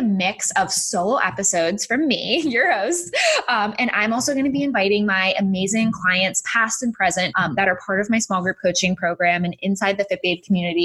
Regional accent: Massachusetts, United States; moved away as an adult; also born or lived in Florida; I was born and raised in Massachusetts.

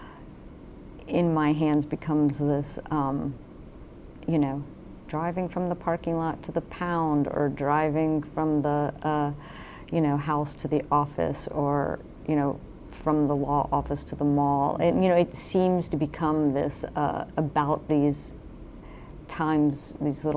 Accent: Florida, United States; moved away; also born or lived in New York / Oregon / California; I'm up from Florida

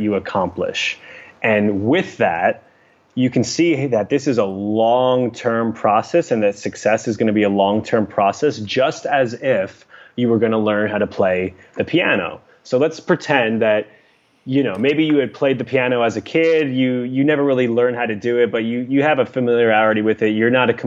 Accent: New York City, New York, United States; now in Los Angeles, United States; I'm a New Yorker.

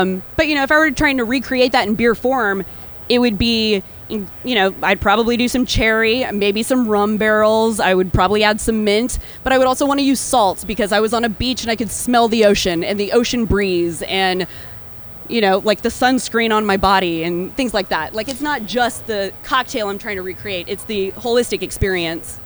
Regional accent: Texas, United States; moved away as an adult; also born or lived in Austin, Texas / Chicago, Illinois; now in Santa Fe, United States; I am a Texan born and raised

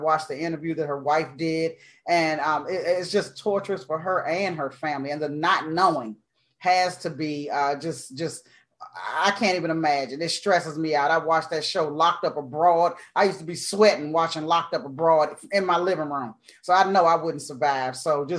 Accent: United States

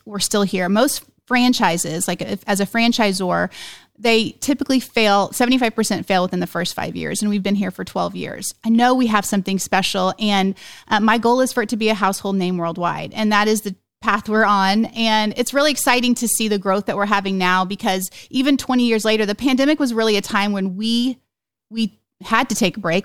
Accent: Oklahoma, United States; we're from Oklahoma

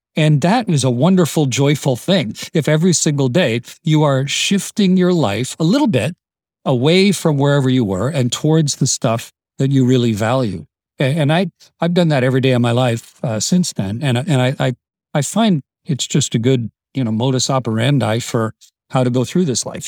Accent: Canada; I'm Canadian

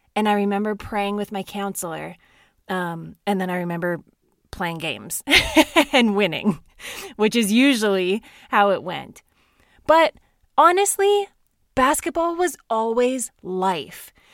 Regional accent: Saskatchewan, Canada; I grew up in Saskatchewan, Canada, in a small town with an incredible family.

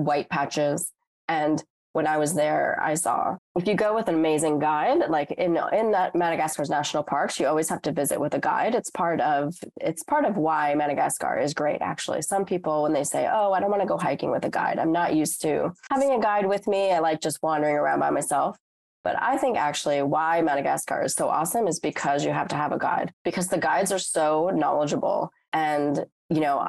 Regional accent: United States; as an American

